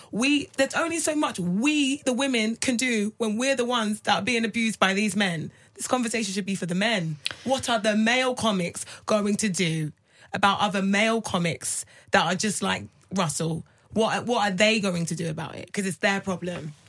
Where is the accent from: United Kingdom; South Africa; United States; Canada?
United Kingdom; I'm British.